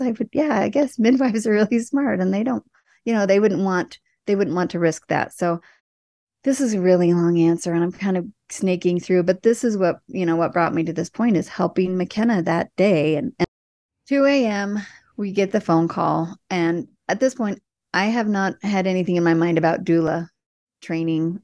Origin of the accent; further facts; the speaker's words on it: Indiana, United States; moved away; I was from Indiana